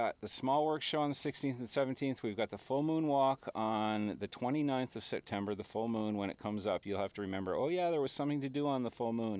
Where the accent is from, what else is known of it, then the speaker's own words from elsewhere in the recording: Switzerland; this looks just like a sculpture park that I knew of when I grew up in Switzerland.